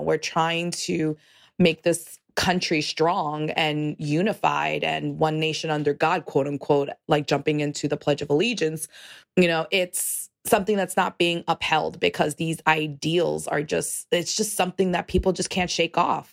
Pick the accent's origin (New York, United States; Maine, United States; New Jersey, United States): New York, United States; New York City; I am from New York City. I l, am a Puerto Rican